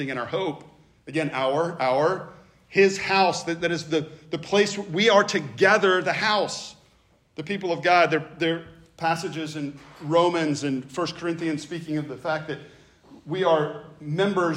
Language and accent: English; the South, United States; I grew up in the South